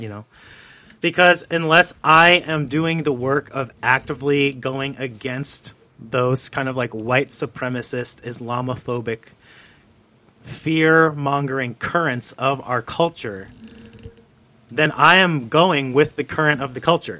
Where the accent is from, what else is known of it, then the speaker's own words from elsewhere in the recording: New Jersey, United States; I grew up in the Northeast in New Jersey